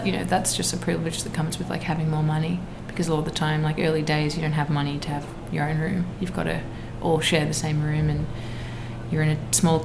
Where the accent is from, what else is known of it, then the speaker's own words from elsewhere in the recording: Australia; as an Australian artist